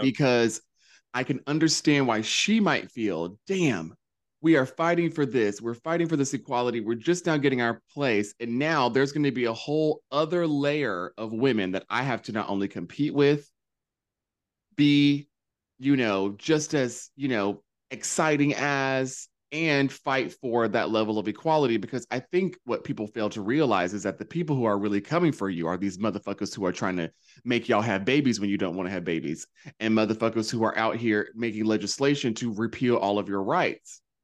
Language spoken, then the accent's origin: English; North Carolina, United States; moved away; growing up in North Carolina